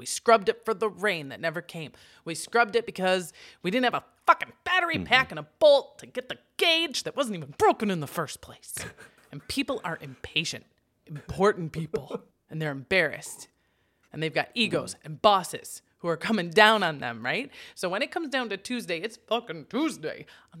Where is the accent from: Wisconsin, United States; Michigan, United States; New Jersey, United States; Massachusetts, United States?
Wisconsin, United States; Okay, we're from Wisconsin. We understand the concept.